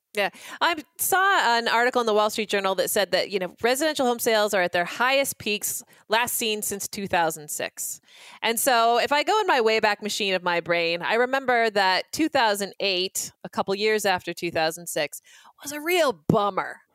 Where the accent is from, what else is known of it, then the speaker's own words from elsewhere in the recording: Boise, Idaho, United States; I hail from Boise, Idaho